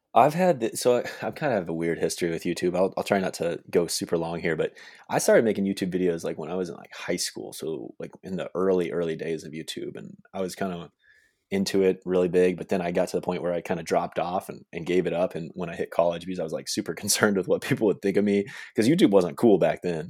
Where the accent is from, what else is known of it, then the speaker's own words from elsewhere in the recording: Manhattan, Kansas, United States; moved away; I grew up in Manhattan, Kansas, which is where, uh, K-State is.